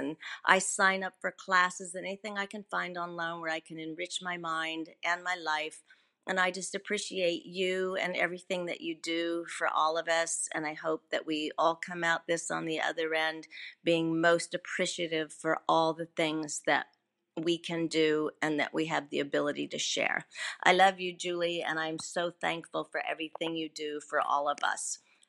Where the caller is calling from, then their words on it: Fort Lauderdale, Florida, United States; I'm calling from Fort Lauderdale, Florida